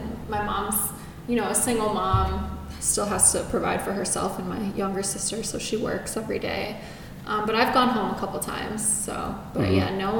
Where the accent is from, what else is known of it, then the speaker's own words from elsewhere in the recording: East Coast, United States; my personal opinion growing up on the East Coast, I think people are a lot more authentic and true to themselves there.